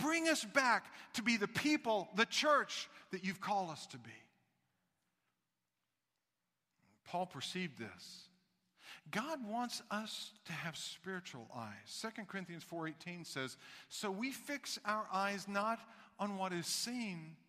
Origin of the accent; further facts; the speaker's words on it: the South, United States; moved away; I'm from the South